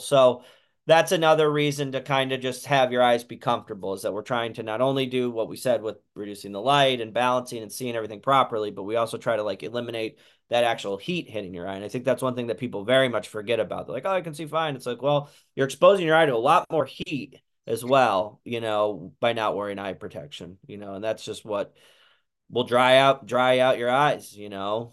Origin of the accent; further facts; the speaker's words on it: Santa Cruz, California, United States; we're from Santa Cruz, California